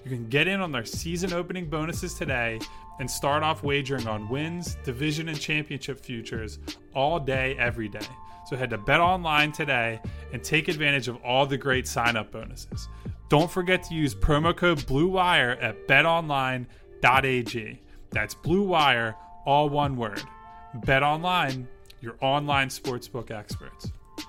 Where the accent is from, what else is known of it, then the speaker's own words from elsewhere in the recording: Philadelphia, Pennsylvania, United States; as like a Philadelphian